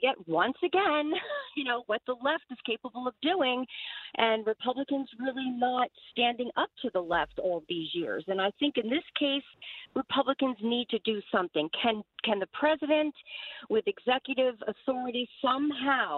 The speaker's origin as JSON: {"language": "English", "region": "New Jersey", "country": "United States", "said": "I'm from New Jersey"}